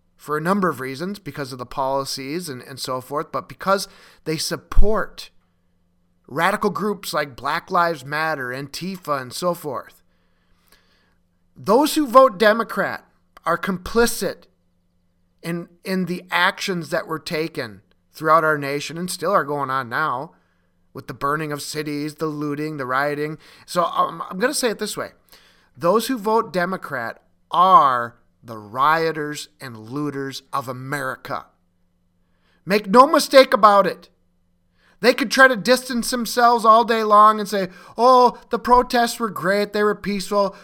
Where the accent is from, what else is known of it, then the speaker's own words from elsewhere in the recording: Minnesota, United States; in Minneapolis and Minnesota, my, my home state